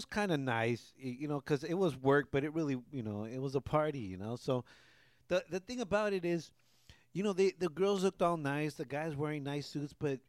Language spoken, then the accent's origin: English; Southern California, United States; we grew up down here in Southern Cal.